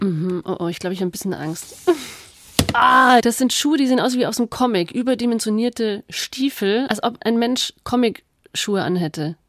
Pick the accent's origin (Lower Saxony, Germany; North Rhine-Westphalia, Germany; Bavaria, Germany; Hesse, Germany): Bavaria, Germany; Bad Wörishofen; ich komme aus dem Allgäu, aus Bad Wörishofen, wo man traditionell Kneipsandalen trägt